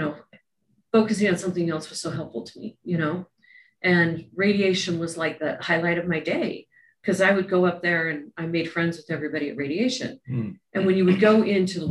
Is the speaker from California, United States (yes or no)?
no; Utah, United States; I grew up in Utah